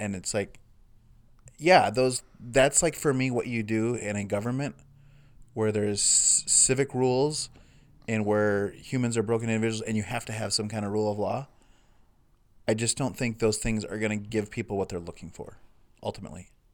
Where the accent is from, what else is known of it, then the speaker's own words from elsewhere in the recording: United States; as a American white person